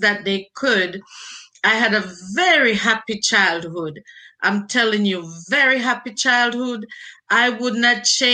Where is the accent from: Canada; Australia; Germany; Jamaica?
Jamaica; moved away as an adult; now in United States; I was born and raised in Jamaica, had my basic education in Jamaica